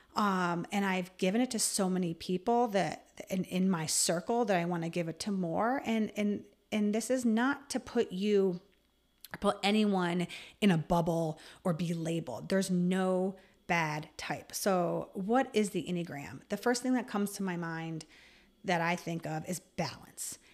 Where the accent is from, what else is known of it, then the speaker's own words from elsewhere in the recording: Voorheesville, New York, United States; I am actually from Voorheesville, which is right sou-, right outside of Albany. So I really say I'm an Albany native.